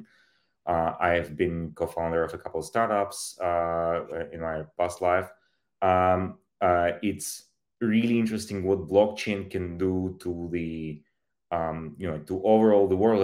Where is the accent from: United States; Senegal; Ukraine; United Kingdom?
Ukraine; moved away; I was born in Soviet Union, in Soviet Ukraine. I grew up shortly after the collapse of these massively centralized state